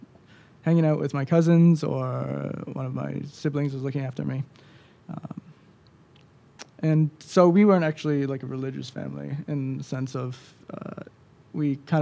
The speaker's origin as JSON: {"language": "English", "town": "Peterborough", "country": "Canada", "tie": "born there", "said": "So I was born in Peterborough. To a low-income family."}